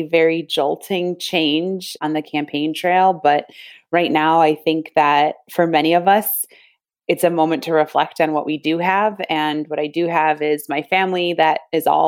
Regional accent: Rochester, New York, United States; I was born and raised here in Rochester, New York

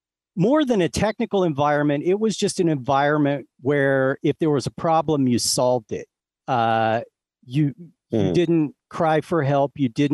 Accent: Ohio, United States; now in Las Vegas, United States; Nope. Southeast Ohio, the part of Ohio where you have to say it like that.

